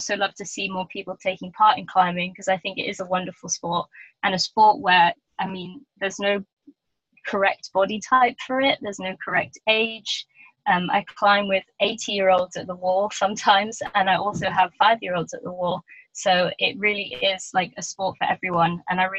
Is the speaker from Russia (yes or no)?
no; United Kingdom; be a household name as a British female athlete and one of colour as well.